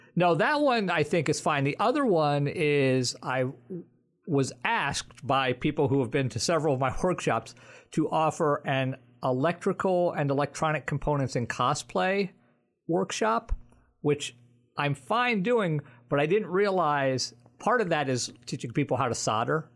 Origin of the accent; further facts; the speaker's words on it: New Jersey, United States; I'm from New Jersey and not Jewish.